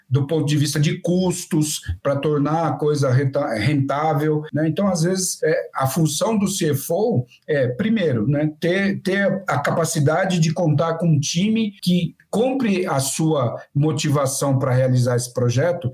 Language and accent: Portuguese; Brazil; Eu sou do interior, eu sou caipira